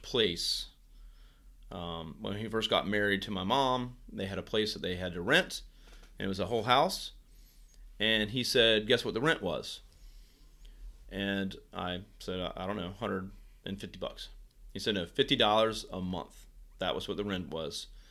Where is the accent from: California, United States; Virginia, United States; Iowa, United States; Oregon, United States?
Virginia, United States; moved away as an adult; now in Virginia Beach, United States; back in my hometown. Uh, Shinkantaga in Virginia is where I'm from